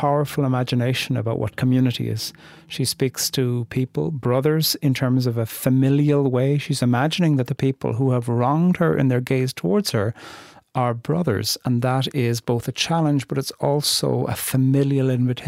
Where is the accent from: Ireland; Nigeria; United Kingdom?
Ireland; moved away; Coming from very far away and being Irish